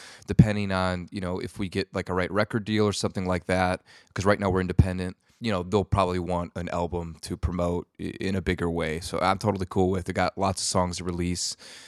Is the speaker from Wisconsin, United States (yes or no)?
yes; Wisconsin, United States; I grew up in Wisconsin, and I would get said that like it's essentially Canada.